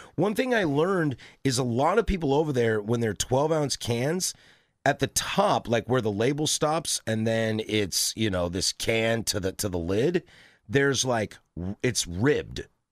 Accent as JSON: {"language": "English", "region": "Pacific Northwest", "country": "United States", "tie": "born or raised there", "said": "I'm born and raised in the Pacific Northwest"}